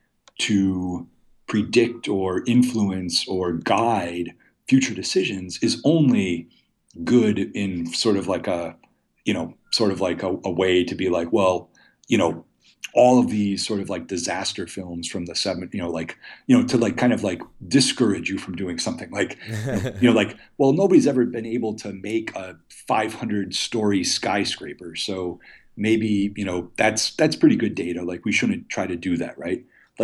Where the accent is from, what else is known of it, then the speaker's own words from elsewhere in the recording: Muskego, Wisconsin, United States; I'm like, hey, I loved your movie and I'm from Muskego too.